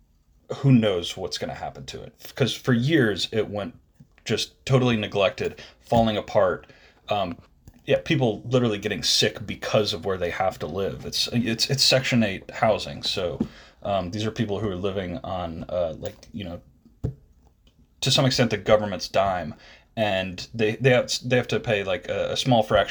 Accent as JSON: {"language": "English", "region": "Georgia", "country": "United States", "said": "I was from Georgia"}